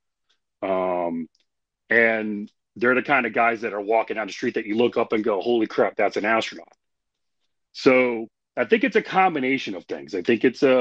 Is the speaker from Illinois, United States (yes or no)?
no; Indiana, United States; I grew up in Indiana.